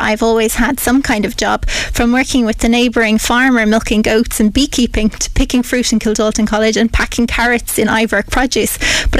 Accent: Piltown, Leinster, Ireland; also born or lived in Waterford / United Kingdom; now in Kilkenny, Ireland; we were raised in Piltown, County Kilkenny. I have two older brothers.

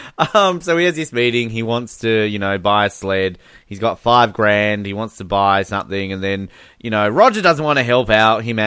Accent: Australia; I'm from Australia

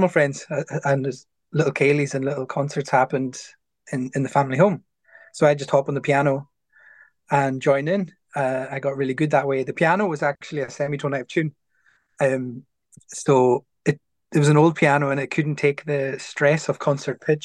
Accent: Stornoway, Scotland, United Kingdom; I grew up in town. I grew up in Stornoway, so I'm a townie.

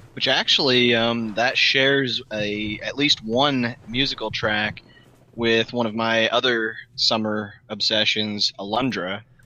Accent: United States; being an American

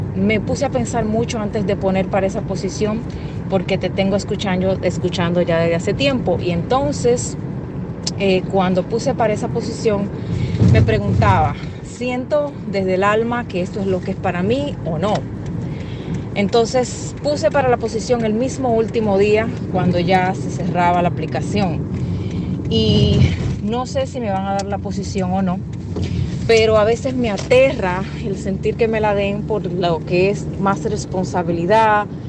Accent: Dominican Republic; now in New Jersey, United States; Soy dominicana, y vivo acá en New Jersey. Tengo ya más de 20 años viviendo acá.

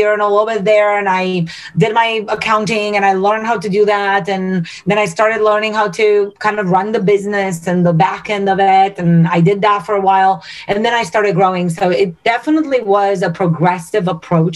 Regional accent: Romania; now in United States; I'm born and raised in Romania

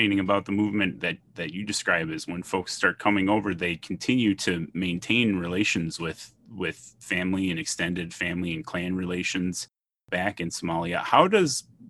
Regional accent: Minnesota, United States; also born or lived in St. Cloud, Minnesota; I was born in Minnesota, and so I was born and raised in Minnesota

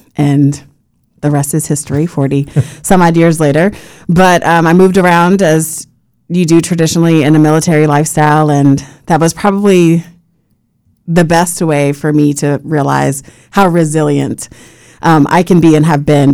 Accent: Puerto Rico; now in Florida, United States; having been born and raised in Puerto Rico

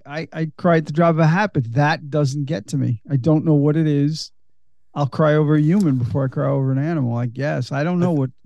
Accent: Australia; Oh, no, I get it. I get it. Because we're all Australian.

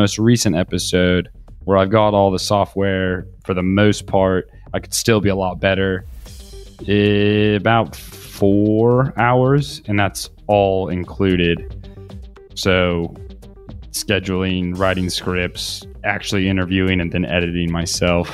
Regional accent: Kansas City, Missouri, United States; moved away as an adult; also born or lived in Australia; now in Barcelona, Spain; And although I am from Kansas City, I've been living in Barcelona for the past year

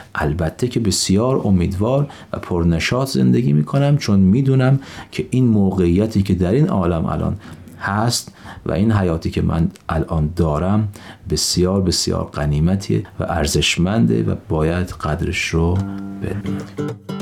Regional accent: Gonbad-e Kavus, Golestan, Iran; من در یک شهر شمالی در ایران به دنیا آمدم گنبد کاووس در یک خانواده بهایی پدر و مادر هر دو بهایی در یه همچین خانواده به دنیا آمدم

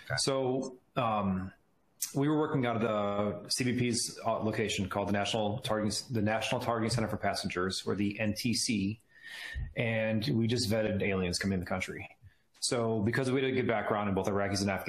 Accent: Crete, Illinois, United States; also born or lived in Will County, Illinois; So I'm from Crete, Illinois. It's a pretty small town, south suburbs of Chicago.

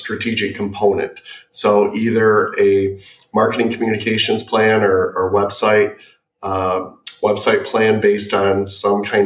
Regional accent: Michigan, United States; growing up in Michigan

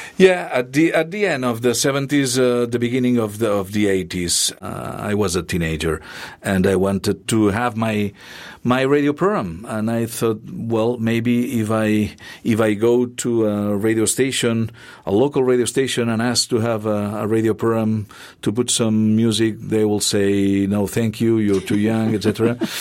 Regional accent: Catalonia, Spain; English is a second language; moved away as an adult; also born or lived in Barcelona; now in Columbia, Missouri, United States; my hometown radio station

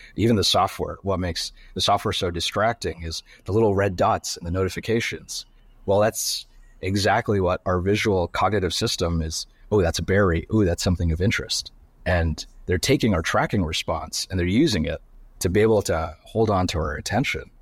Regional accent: Sudbury, Ontario, Canada; I grew up in Canada. um, in a small town called Sudbury

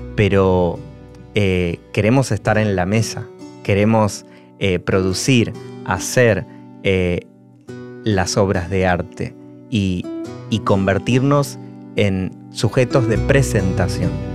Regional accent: Argentina; soy un argentino marrón

